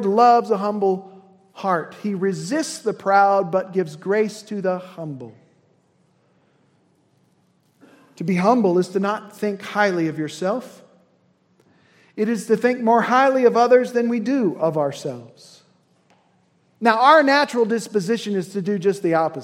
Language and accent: English; Indiana, United States; as a son of Indiana